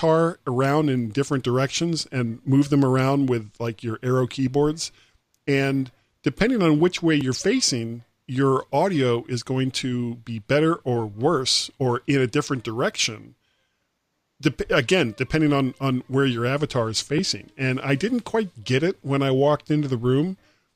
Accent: Florida, United States; also born or lived in Columbus, Ohio; I am from Florida

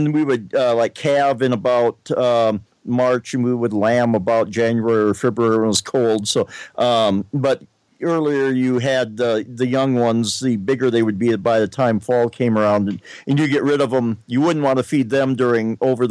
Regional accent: South Dakota, United States; I grew up in South Dakota

